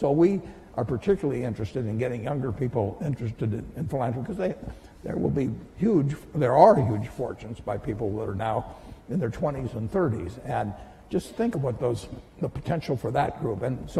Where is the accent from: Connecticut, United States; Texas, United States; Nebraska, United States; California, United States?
Nebraska, United States; Omaha; coming from Omaha and having the money I have